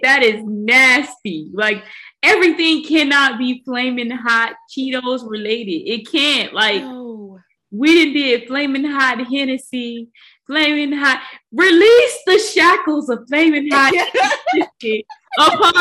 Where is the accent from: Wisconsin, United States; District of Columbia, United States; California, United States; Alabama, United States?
Alabama, United States; I'm from Alabama